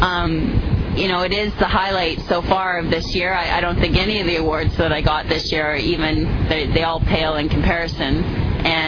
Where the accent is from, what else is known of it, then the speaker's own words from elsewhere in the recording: Canada; I'm Canadian